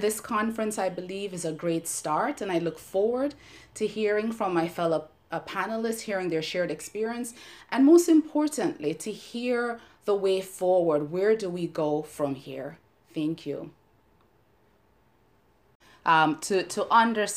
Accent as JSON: {"language": "English", "country": "Jamaica", "tie": "born or raised there", "moved": "as an adult", "lives_now": "United States", "said": "here I was growing up in Jamaica, where I'm part of the majority"}